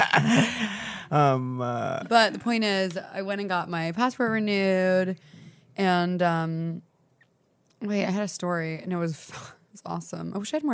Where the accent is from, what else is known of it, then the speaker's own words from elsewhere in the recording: the South, United States; So I'm not from the Northeast. I'm a Southern Belle.